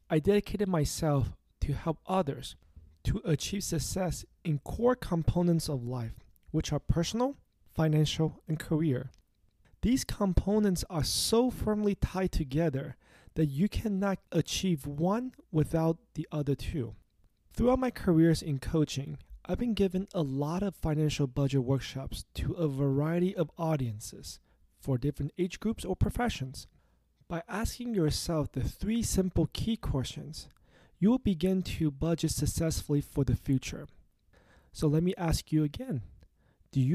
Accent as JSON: {"language": "English", "town": "Los Angeles", "region": "California", "country": "United States", "tie": "born or raised there", "said": "my hometown, Los Angeles, California"}